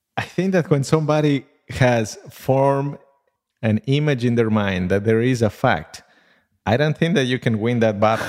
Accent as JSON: {"language": "English", "country": "Ecuador", "tie": "born or raised there", "moved": "yes", "said": "I come from outside, uh, this country, so I grew up in Ecuador."}